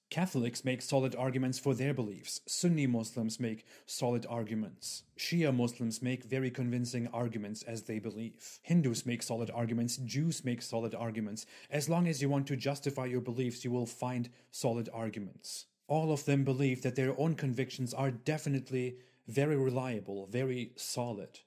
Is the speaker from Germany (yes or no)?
yes; Germany; I was born in Germany, which is predominantly Christian